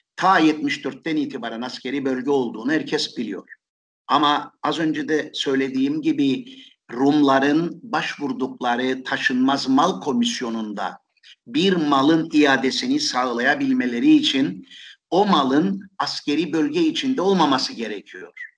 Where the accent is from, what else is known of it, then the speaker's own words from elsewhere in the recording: Nicosia, Cyprus; Bir Lefkoşalı olarak, bir S P'den yıllarca belediye meclisi üyesi olarak çalıştım ben.